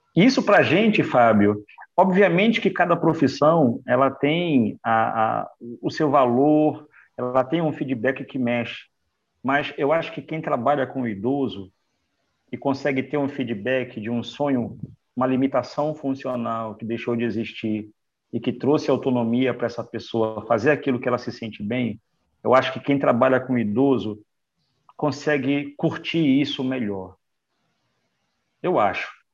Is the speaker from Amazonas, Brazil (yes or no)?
yes; Manaus, Amazonas, Brazil; moved away as an adult; now in Recife, Brazil; eu sou de Manaus, do Amazonas